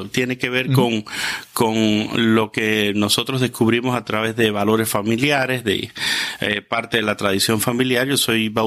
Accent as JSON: {"language": "Spanish", "country": "Cuba", "tie": "born or raised there", "also_born_or_lived": "Quito, Ecuador", "moved": "as an adult", "said": "Salí a los 21 años de Cuba, eh, después de haber terminado"}